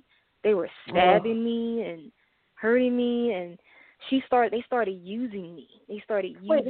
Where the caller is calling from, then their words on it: St. Louis, Missouri, United States; I'm calling from St. Louis, Missouri.